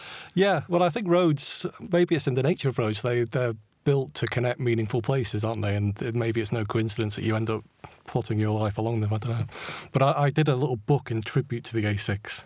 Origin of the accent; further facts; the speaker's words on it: Stockport, North West England, United Kingdom; moved away as an adult; also born or lived in Manchester / London; my hometown of Stockport, my original hometown anyway.